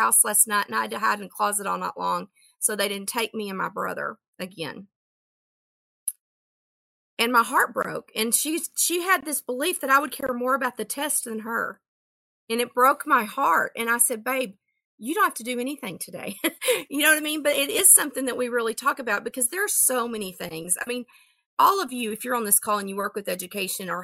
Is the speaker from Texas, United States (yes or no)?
yes; Texas, United States; I'm from Texas